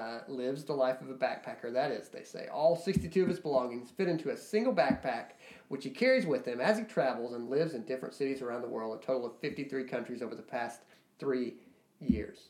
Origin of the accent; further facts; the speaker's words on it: Shawnee National Forest, Illinois, United States; I grew up in the Shawnee National Forest, so we've got trees